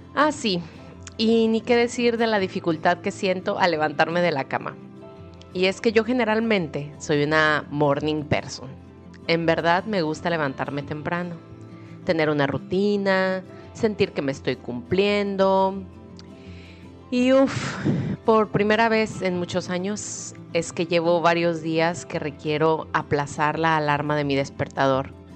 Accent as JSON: {"language": "Spanish", "town": "Guadalajara", "region": "Jalisco", "country": "Mexico", "tie": "born or raised there", "moved": "yes", "said": "en Guadalajara, México, de donde soy originaria"}